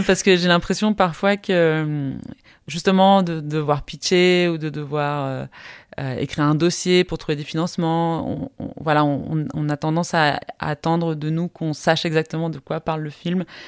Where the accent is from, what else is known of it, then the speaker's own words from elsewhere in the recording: Costa Rica; moved away as an adult; also born or lived in Belgium; j'ai grandi au Costa Rica, je suis partie euh, en Europe faire des études parce que mon père est français